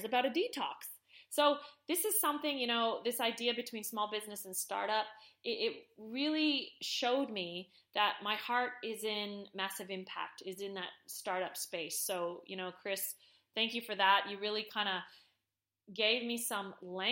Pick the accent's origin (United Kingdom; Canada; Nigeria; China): Canada; I'm Canadian